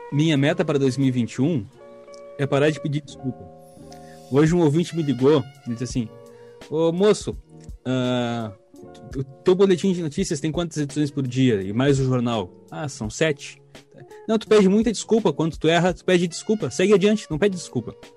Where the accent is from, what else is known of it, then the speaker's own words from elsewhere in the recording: Brazil; a gente é brasileiro